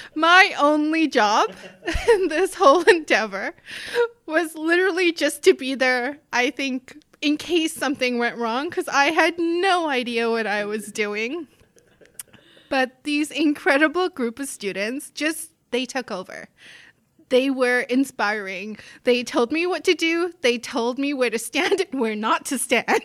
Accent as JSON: {"language": "English", "country": "South Africa", "tie": "born or raised there", "also_born_or_lived": "northern Manitoba, Canada", "moved": "as an adult", "lives_now": "Canada", "said": "I grew up in South Africa"}